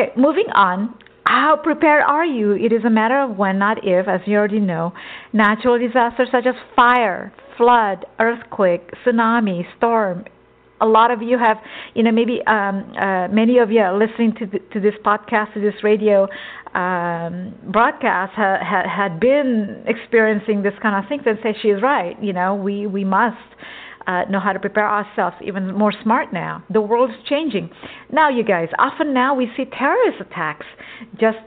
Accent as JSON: {"language": "English", "region": "Texas", "country": "United States", "tie": "born or raised there", "also_born_or_lived": "an island", "moved": "yes", "lives_now": "California, United States", "said": "I grew up in Texas since I was, 4 years old."}